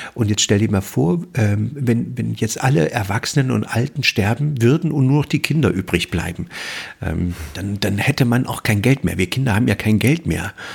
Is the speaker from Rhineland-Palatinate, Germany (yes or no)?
no; Mecklenburg-Vorpommern, Germany; bei uns in Mecklenburg